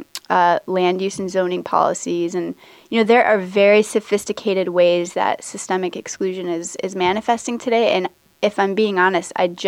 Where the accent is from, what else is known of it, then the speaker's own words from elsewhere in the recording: rural North Dakota, United States; moved away as an adult; also born or lived in New York / Atlanta / New Orleans; growing up in rural North Dakota.